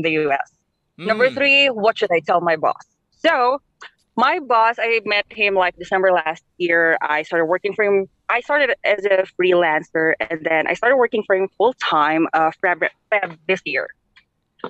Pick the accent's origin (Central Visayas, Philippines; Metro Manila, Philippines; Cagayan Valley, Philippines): Cagayan Valley, Philippines; Nueva Vizcaya; I'm from Nova Vizcaya